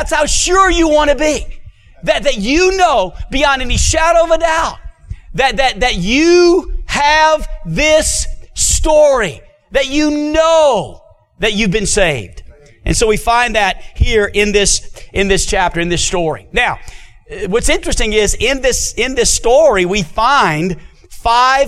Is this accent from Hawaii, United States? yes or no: no; New Orleans, Louisiana, United States; now in Hot Springs, United States; I was born and raised in New Orleans, Louisiana